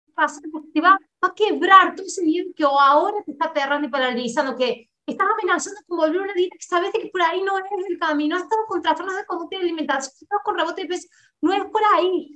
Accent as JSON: {"language": "Spanish", "country": "Argentina", "moved": "as an adult", "lives_now": "Brazil", "said": "yo soy argentina y me vine a vivir para Brasil"}